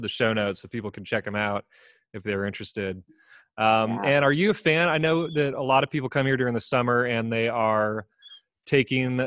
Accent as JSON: {"language": "English", "region": "California", "country": "United States", "tie": "born or raised there", "moved": "yes", "said": "I grew up in California"}